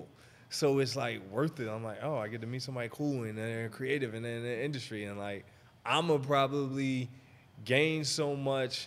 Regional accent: Maryland, United States; I'm from Maryland

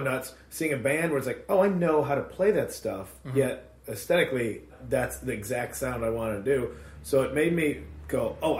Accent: Addison, Illinois, United States; Chicagoland area, suburbs.

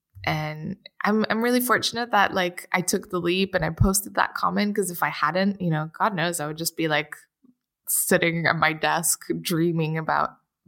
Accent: Portugal; I'm from Portugal, and I you know, missed the sunshine a lot and my friends, and I wanted to be able to afford that.

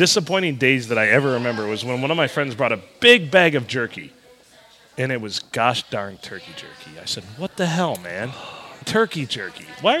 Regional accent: Michigan, United States; I grew up in Michigan

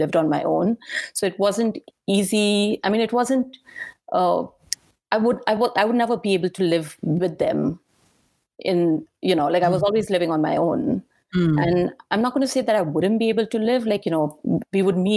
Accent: Pune, Maharashtra, India; moved away as an adult; also born or lived in Goa / New York / California; now in United States; So I lived in a small town called Pune, and it's very close to Mumbai. Mumbai is the big city that everyone's very familiar with. But Pune is a small town, used to be a small town, not anymore, but I was born and I grew up there

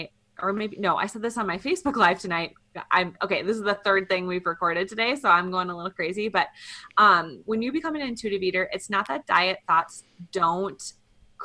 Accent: Midwest, United States; now in Colorado, United States; We're both from the Midwest

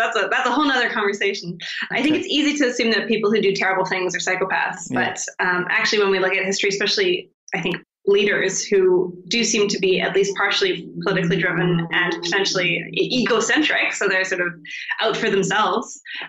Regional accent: Canada; I'm from Canada.

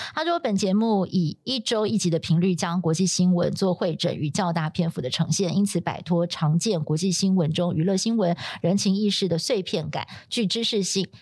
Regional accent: Taiwan; 我们就说台湾

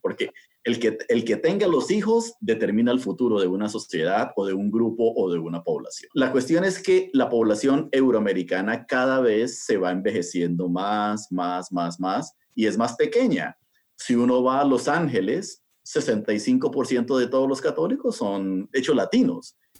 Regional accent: Bogotá, Colombia; now in United States; yo nací en eh, Colombia, ¿no? en, Sudamérica, y nací en Bogotá

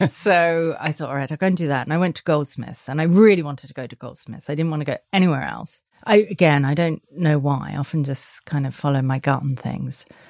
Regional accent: Sussex, South East England, United Kingdom; moved away; also born or lived in Australia / Paris; No, I grew up in Sussex. I grew up in the countryside

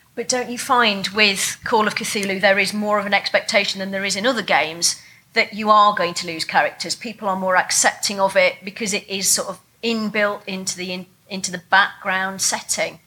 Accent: England, United Kingdom; being English and not having a gun culture

